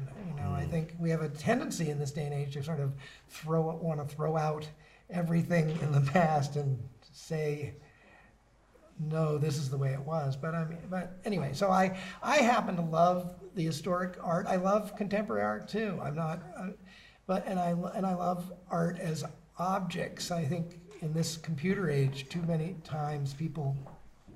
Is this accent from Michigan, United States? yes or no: no; Beverly, Massachusetts, United States; now in Gloucester, United States; I grew up down in Beverly